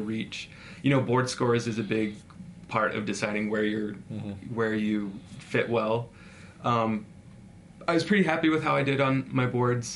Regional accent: Utah, United States; We're from Utah. You know, Utah is comfortable

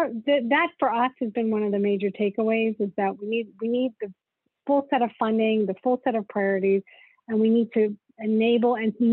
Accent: South Africa; now in United States; I mean, I'm an immigrant to this country. I came from South Africa and at a time where there were not a lot of opportunities.

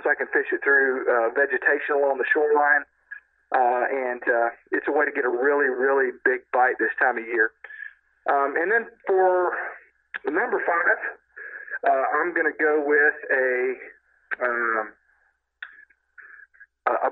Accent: Texas, United States; my home state crowds And I hope to keep the hardware in Texas and and make make all us Texans proud.

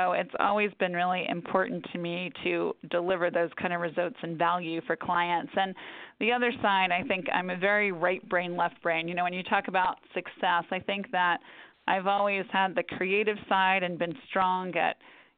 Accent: Atlanta, Georgia, United States; now in New York, United States; I ended up going home to my hometown, to Atlanta, to run our Atlanta office.

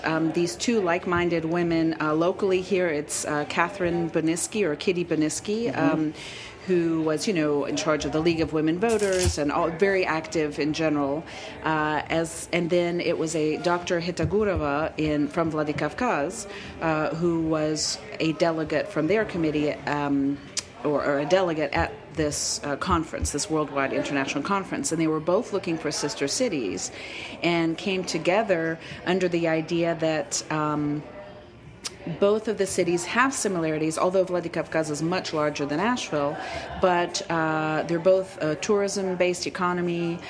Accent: Germany; born there; I was born abroad. I was born in Germany, two American parents, and I happened to be living in Russia.

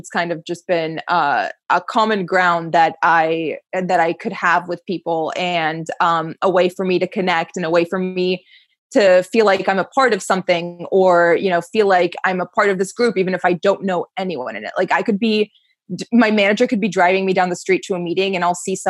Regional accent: Maryland, United States; growing up in Maryland

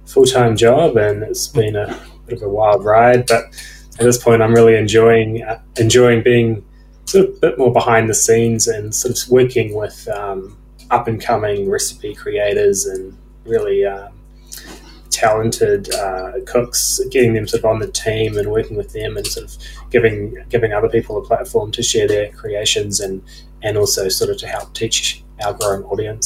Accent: New Zealand; now in Australia; growing up in New Zealand and then moving over to Australia

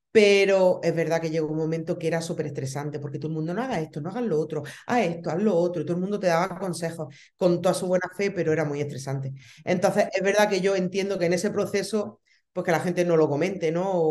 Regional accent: Baza, Andalusia, Spain; em, somos de un pueblo de, bueno, ya una ciudad, una ciudad de, de Granada, de Baza.

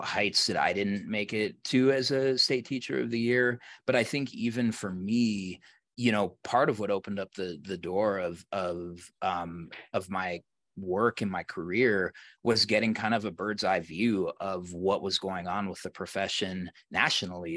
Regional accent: Colorado, United States; here in where I am in Colorado where I, where I grew up.

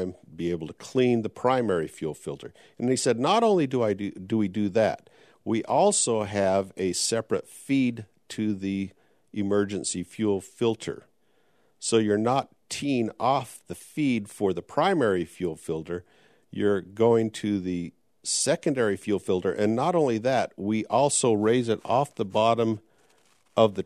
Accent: Logan, Utah, United States; my longtime friend I grew up with in Logan, Utah

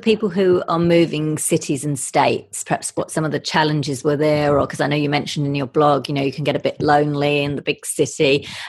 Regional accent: London, United Kingdom; My hometown.

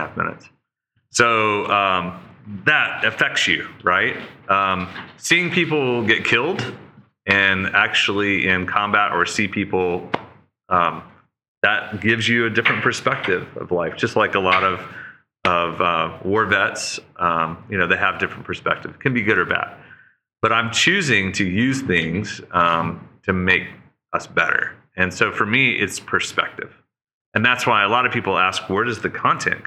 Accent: Oklahoma, United States; moved away; we're farmers from Oklahoma, and we're just renting across the street

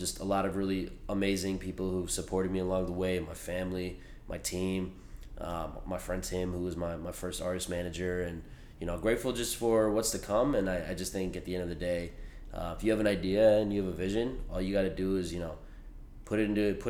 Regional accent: Denver, Colorado, United States; moved away as an adult; also born or lived in Boston; now in San Francisco Bay Area, United States; I'm from Denver, Colorado, and, you know, my parents, my dad is from Bombay. My mom is from Mauritius

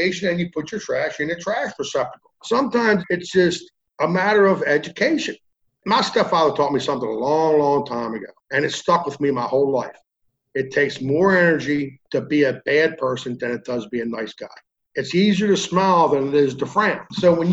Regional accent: Maryland, United States; I'm from Maryland.

